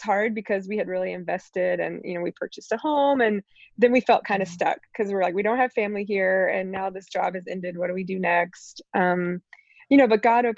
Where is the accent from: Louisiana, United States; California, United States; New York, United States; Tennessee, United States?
Tennessee, United States; East; moved away as an adult; also born or lived in New Orleans / Tampa, Florida; from age nine on, I grew up in East Tennessee